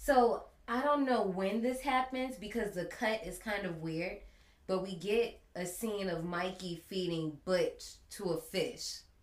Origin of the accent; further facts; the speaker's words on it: Gary, Indiana, United States; I grew up in Gary, Indiana, and we didn't really have a lot of funding